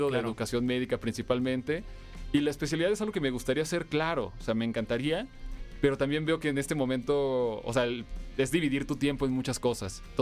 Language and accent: Spanish; Durango, Mexico; Yo soy de Durango.